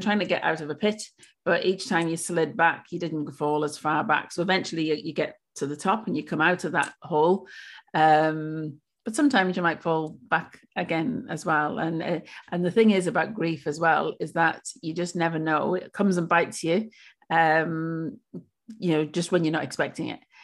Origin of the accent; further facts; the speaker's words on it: Wales, United Kingdom; moved away as an adult; now in Australia; I'm originally from Wales. Um, I've lived in Australia for seven years